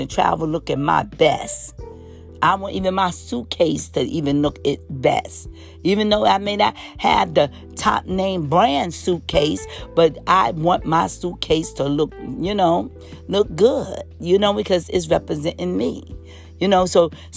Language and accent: English; New York City, New York, United States; growing up in New York City